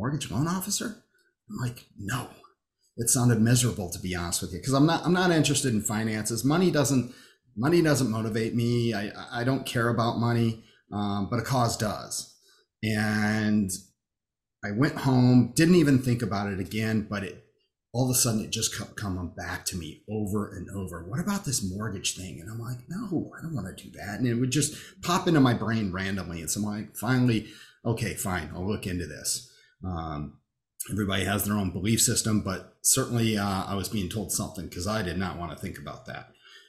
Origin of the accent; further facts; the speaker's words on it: Rockford, Illinois, United States; moved away; I was in Rockford. I grew up in Rockford